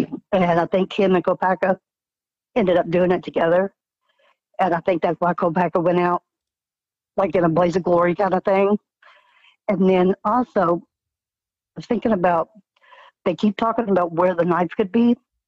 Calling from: Indiana, United States; I'm calling from Indiana.

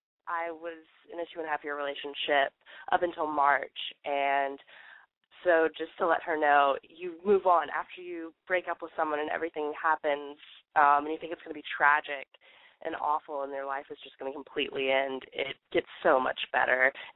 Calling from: Athens, Georgia, United States; I'm calling from Athens, Georgia, and I'm 20 years old.

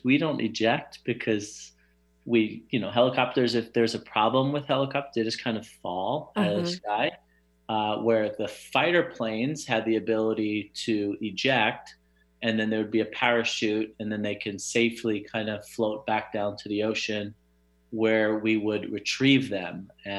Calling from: Phoenix, Arizona, United States; Sunny Phoenix, Arizona, although it is raining today, which is very rare, but beautiful.

